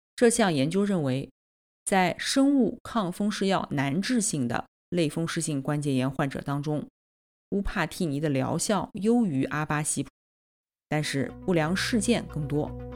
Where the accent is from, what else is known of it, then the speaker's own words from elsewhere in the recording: Nanjing, Jiangsu, China; 我来自南京